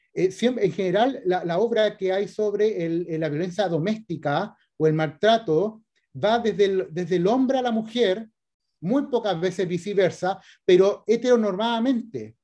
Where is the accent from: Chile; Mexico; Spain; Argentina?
Chile; Valparaíso; moved away as an adult; now in Viña del Mar, Chile; nací el 81 en Valparaíso y después me cambié para Viña, así que en realidad soy más porteño, pero está bien, como escritor viña marino porque vivo hace rato en Viña, pero, pero yo me eduqué y todo en Valparaíso.